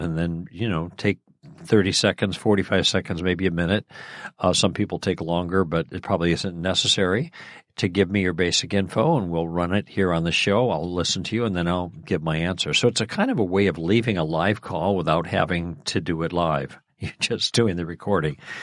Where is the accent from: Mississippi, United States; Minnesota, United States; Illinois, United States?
Illinois, United States; Chicago; moved away; I grew up in Chicago